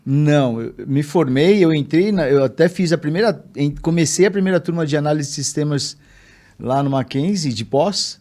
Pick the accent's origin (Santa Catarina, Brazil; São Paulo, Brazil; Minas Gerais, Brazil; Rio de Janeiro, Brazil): São Paulo, Brazil; Eu sou, sou nascido em São Paulo, vivo em São Paulo, menino de cidade.